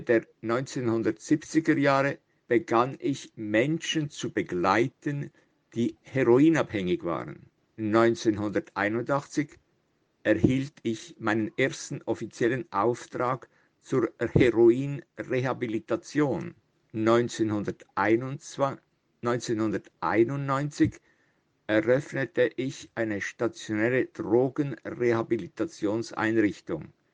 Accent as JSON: {"language": "German", "region": "Italian Switzerland", "country": "Switzerland", "tie": "born or raised there", "also_born_or_lived": "Zürich", "said": "Ich bin 1944 in Zürich geboren, habe aber immer in der italienischen Schweiz gelebt."}